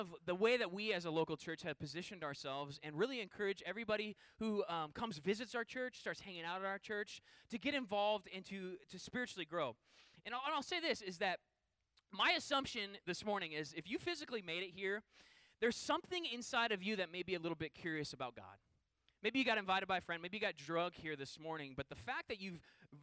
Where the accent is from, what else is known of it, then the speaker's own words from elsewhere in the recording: Puyallup, Washington, United States; moved away; I grew up in a town called Puyallup, which is like a suburb of Seattle. I grew up in Western Washington